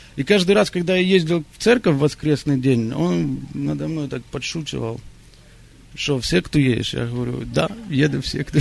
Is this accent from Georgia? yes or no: no; Israel; moved away; я сам э, из Израиля, я вырос в Израиле